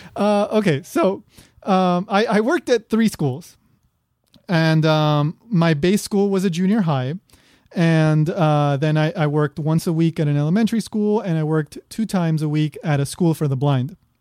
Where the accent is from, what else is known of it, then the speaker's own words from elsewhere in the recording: New York, United States; also born or lived in Peru / Kobe, Japan / Osaka, Japan; now in Hawaii, United States; I was born in New York